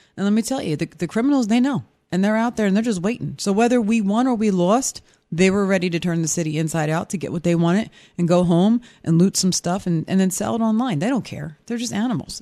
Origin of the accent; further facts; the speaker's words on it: Philadelphia, Pennsylvania, United States; moved away; I'm an Eagles fan and I'm from Philly